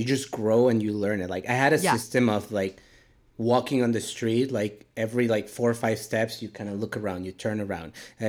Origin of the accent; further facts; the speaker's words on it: Mexico City, Mexico; So I grew up in Mexico City, so it's neither very hot or very warm. It's kind of like a balmy 19 degrees on like an average every day.